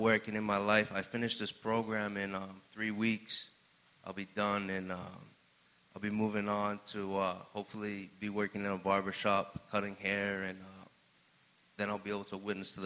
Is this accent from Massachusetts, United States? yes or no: yes; Fitchburg, Massachusetts, United States; I'm from Fitchburg, Massachusetts. Growing up, I had a great life